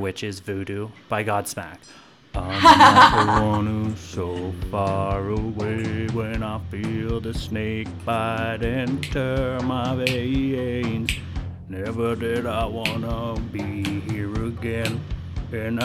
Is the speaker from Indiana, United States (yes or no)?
no; Pittsburgh, Pennsylvania, United States; my Pittsburgh ears